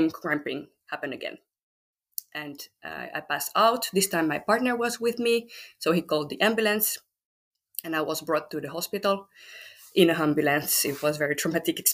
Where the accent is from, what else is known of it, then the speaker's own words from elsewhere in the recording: France; English is a second language; moved away as an adult; now in Finland; I'm from France. I have been living in Finland for 12 years now